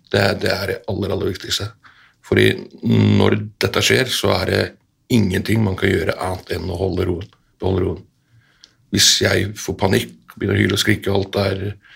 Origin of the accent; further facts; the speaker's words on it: Iceland; now in Norway; vi er begge to født og oppvokst på Island